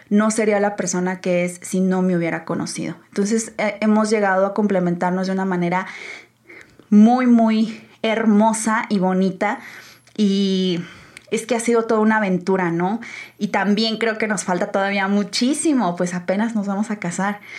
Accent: San Luis Potosí, Mexico; now in Guadalajara, Mexico; yo llegué de San Luis con una mentalidad demasiado cerrada. O sea, se los juro que venir a Guadalajara a mí me abrió los ojos en muchísimos aspectos

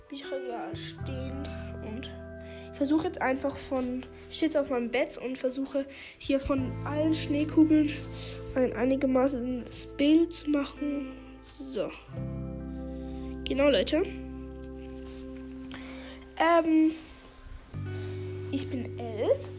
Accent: Switzerland; accent: Swiss; ich habe einen Schweizer Akzent. Das merkt man.

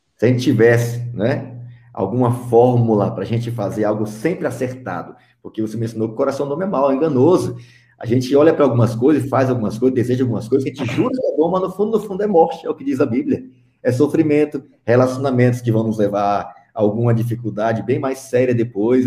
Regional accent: Piauí, Brazil; eu sou natural do Piauí, lá no interior do Piauí, no sertãozão

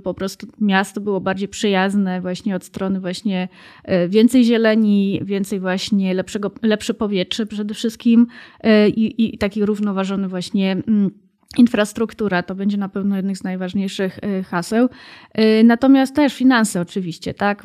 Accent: Germany; now in Warsaw, Poland; Ja akurat się wychowałam w Niemczech

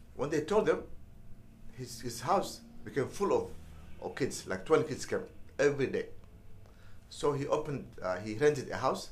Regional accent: Mogadishu, Banaadir, Somalia; moved away as an adult; also born or lived in Washington, DC, United States; I was born in Mogadishu and uh, raised and uh, went to school uh, all the way to high school uh, in Mogadishu.

